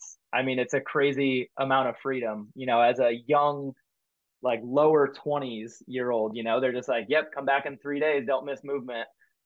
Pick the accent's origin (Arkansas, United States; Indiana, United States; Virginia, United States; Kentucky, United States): Indiana, United States; Fort Wayne; moved away; I'm from Fort Wayne, Indiana, nowhere near the ocean or the Coast Guard.